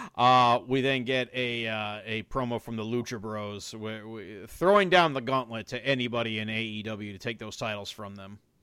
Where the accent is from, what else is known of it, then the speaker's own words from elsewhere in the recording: Chicago, Illinois, United States; also born or lived in New Jersey; I was born in New Jersey. I was raised in Chicago